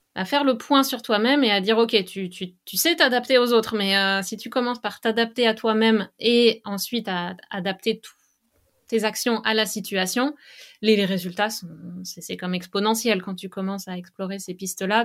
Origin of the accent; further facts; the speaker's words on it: western France, France; now in Canada; je viens de l'ouest de la France, donc mm, là où j'ai grandi